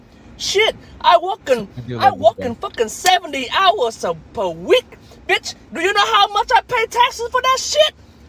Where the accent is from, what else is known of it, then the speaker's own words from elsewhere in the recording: San Jose, California, United States; now in Louisiana, United States; I born in fucking San Jose, California. I am American, an Asian American.